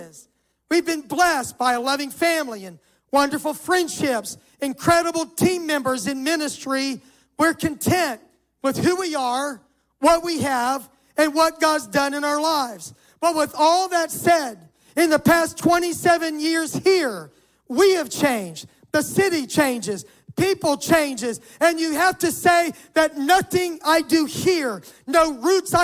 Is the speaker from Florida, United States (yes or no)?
yes; Miami, Florida, United States; moved away as an adult; also born or lived in Jackson, Mississippi / St. Louis, Missouri; now in Atlanta, United States; I grew up in Miami, and when I was 20, I went to Bible college